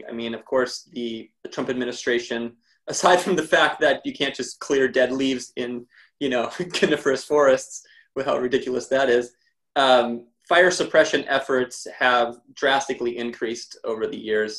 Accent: Montana, United States; now in Southern California, United States; I grew up in Montana

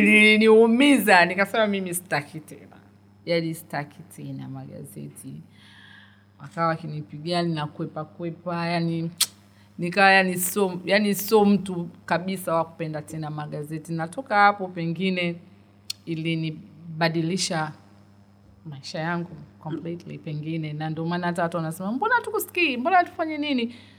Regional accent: Dar es Salaam, Tanzania; muda mwingi nimekulia dar es salaam nimekulia temeke tandika mtaa bububu

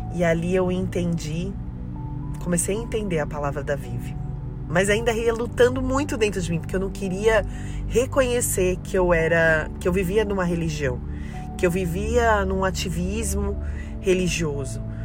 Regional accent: São Paulo, Brazil; moved away as an adult; also born or lived in Belo Horizonte, Brazil / Peruíbe, Brazil; now in Criciúma, Brazil; nós somos paulistanos da capital, né, de São Paulo

